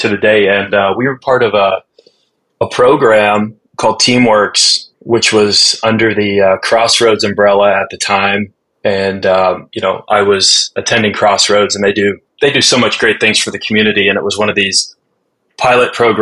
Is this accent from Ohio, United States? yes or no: yes; Cincinnati, Ohio, United States; I was born and raised in Cincinnati